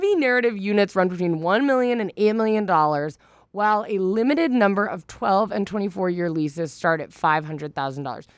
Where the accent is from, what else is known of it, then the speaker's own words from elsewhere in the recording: Northern California, United States; I'm from Northern California.